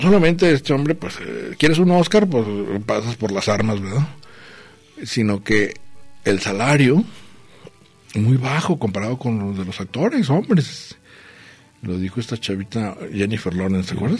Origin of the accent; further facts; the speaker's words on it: northern border, Mexico; now in Guadalajara, Mexico; mi tierra, allá a la frontera, allá es un frío